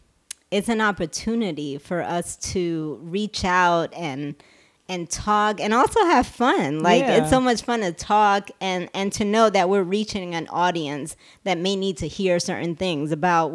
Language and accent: English; Vieques, Puerto Rico; also born or lived in Santurce; I was born in Santurce, Puerto Rico, but I'm from Vieques.